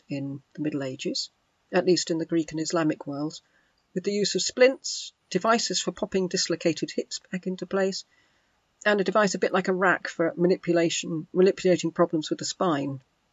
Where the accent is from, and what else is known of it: England, United Kingdom